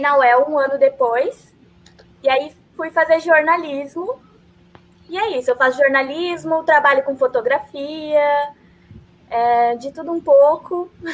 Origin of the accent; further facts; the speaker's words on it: São Paulo, Brazil; moved away as an adult; now in Londrina, Brazil; eu sou de São Paulo